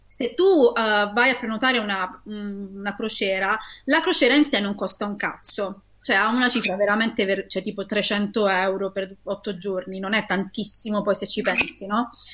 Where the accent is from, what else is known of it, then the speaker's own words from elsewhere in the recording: Taranto, Apulia, Italy; io che sono nata e cresciuta a Taranto